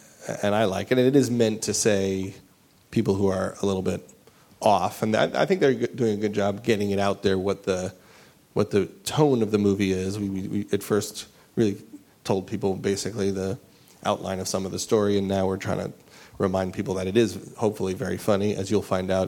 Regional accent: New York, United States; accent: New York; That was me before I lost my New York accent, which I didn't lose on purpose, but... It did go away

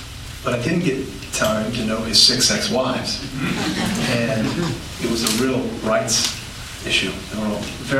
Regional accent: Virginia, United States; I grew up in Virginia

